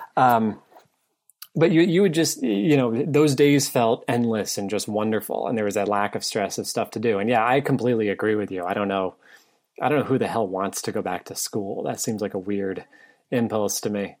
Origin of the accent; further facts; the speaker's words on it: New England, United States; now in Virginia, United States; I grew up in New England